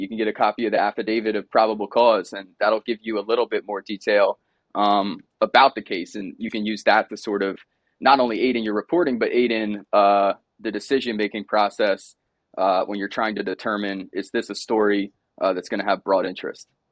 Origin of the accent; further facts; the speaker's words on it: Delaware County, Pennsylvania, United States; also born or lived in Arizona; I'm from Delaware County, Pennsylvania originally. Grew up about twenty minutes outside Philadelphia.